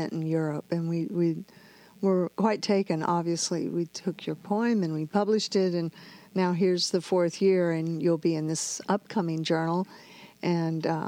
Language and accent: English; Southwest Texas, United States; I grew up in Southwest Texas.